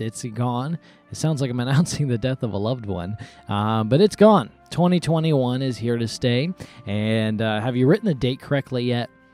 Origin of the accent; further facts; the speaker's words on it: Mississippi, United States; now in North Florida, United States; I was born in Mississippi